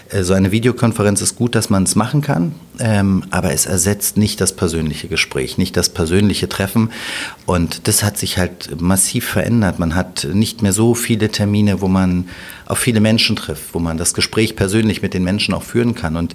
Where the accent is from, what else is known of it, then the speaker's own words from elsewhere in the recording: Berlin, Germany; Ich bin gebürtiger Berliner und ich will auch nicht mehr immer hören, Berlin funktioniert nicht